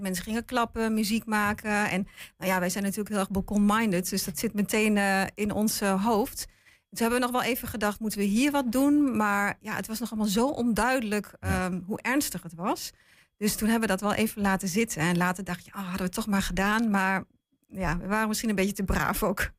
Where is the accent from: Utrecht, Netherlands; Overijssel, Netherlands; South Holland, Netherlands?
Overijssel, Netherlands; Lentvelde Brink; Dat is ook de plek waar ik vandaan kom, hè, waar mijn ouders wonen, waar ik ben geboren en getogen.